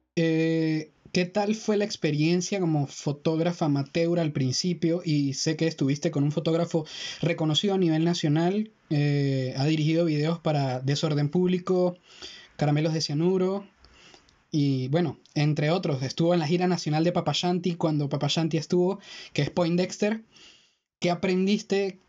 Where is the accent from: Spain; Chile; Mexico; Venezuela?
Venezuela; Táchira; de donde nosotros venimos, de Táchira, Venezuela. Eh, Melan y yo somos del mismo estado